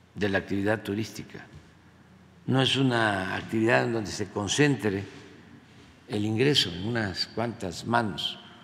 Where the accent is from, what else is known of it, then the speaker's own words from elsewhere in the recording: Mexico; estoy muy orgulloso como muchos mexicanos